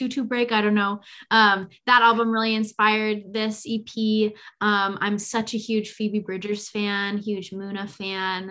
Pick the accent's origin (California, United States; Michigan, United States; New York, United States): California, United States; Bay Area; I'm from the Bay Area and live here now